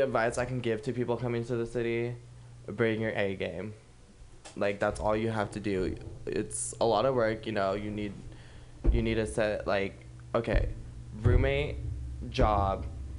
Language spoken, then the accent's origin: English; California, United States; I always bounce between Sacramento and Los Angeles.